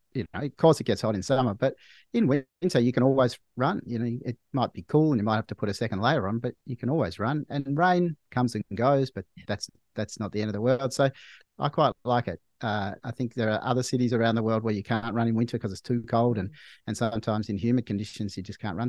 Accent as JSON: {"language": "English", "town": "Melbourne", "region": "Victoria", "country": "Australia", "tie": "born or raised there", "said": "I grew up in Melbourne. I live in Melbourne now."}